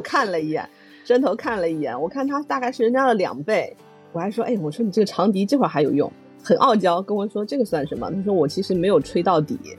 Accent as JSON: {"language": "Chinese", "town": "Lishui", "region": "Zhejiang", "country": "China", "tie": "born or raised there", "said": "我的家乡，就是在浙江丽水这边儿"}